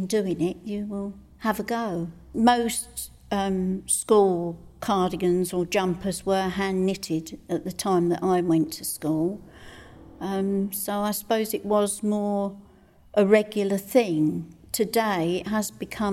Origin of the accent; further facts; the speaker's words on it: St Neots, East of England, United Kingdom; also born or lived in Cambridge / Needingworth / Lode; I was born in Cambridge, but I lived in St Neots in my young days.